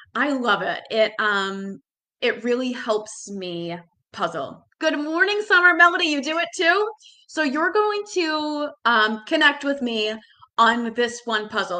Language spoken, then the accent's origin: English; Boston, Massachusetts, United States; growing up in Boston